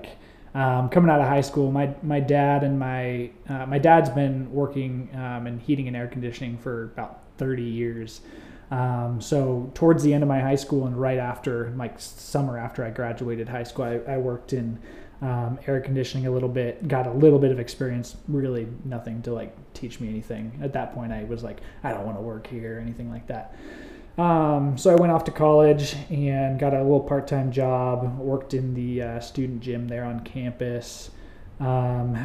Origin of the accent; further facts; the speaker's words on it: Oregon, United States; moved away as an adult; now in Arizona, United States; I grew up in Oregon